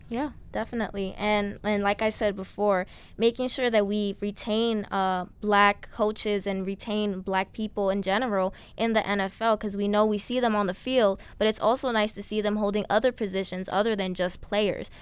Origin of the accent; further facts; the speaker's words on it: New York City, New York, United States; I'm from the Bronx, New York. We love the borough